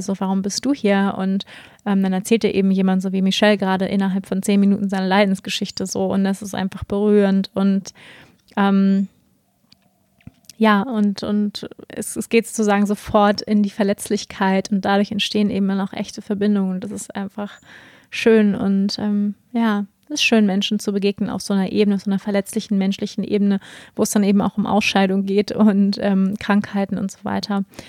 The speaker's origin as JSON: {"language": "German", "country": "Germany", "said": "wir als Deutsche"}